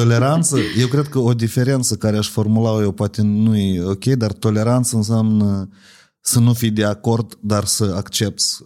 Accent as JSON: {"language": "Romanian", "town": "Ocnița", "region": "Ocnița District", "country": "Moldova", "said": "eu sunt din Ocniță"}